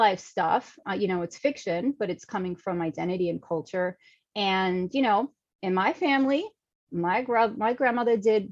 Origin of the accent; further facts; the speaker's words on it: New York City, New York, United States; I'm a New York City girl, born and raised in Manhattan